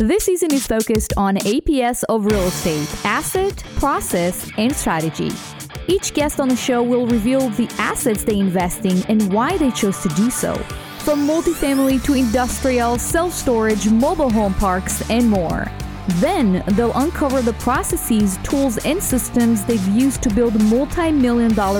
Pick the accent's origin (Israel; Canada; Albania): Israel; moved away as an adult; now in United States; I was born in Israel, and I had a very, very humble beginning. I moved to the States about less than 6 years ago, actually